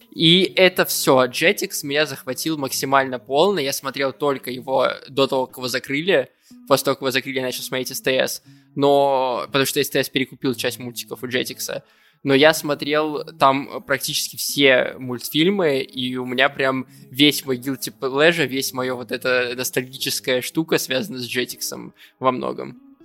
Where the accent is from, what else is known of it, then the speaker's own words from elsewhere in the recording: Vladikavkaz, North Ossetia–Alania, Russia; в детстве я вообще родился в Владикавказе